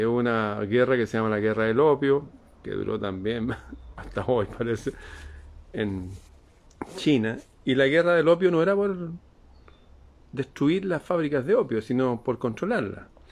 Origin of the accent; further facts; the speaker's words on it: Chile; En mi país